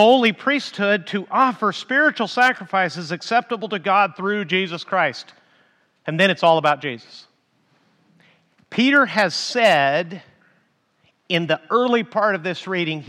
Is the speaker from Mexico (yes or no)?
yes; Mexico; moved away; I grew up in Mexico and because I was a pastor and a missionary in Mexico